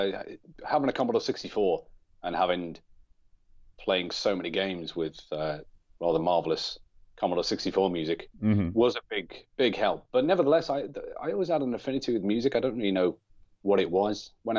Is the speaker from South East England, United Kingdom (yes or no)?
no; North West England, United Kingdom; I grew up on the Wirral in England, obviously, which is just over the water from Liverpool. So generally, I'll say that I'm from Liverpool